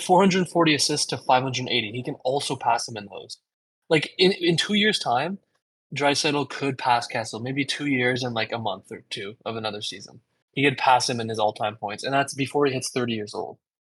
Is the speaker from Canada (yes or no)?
yes; Canada; I'm Canadian